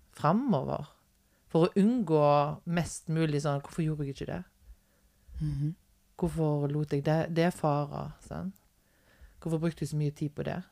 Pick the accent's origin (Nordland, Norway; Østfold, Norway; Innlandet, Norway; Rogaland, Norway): Rogaland, Norway; Haugesund; also born or lived in Stord; når jeg flytta fra Stord og ja. hjem igjen til Haugesund.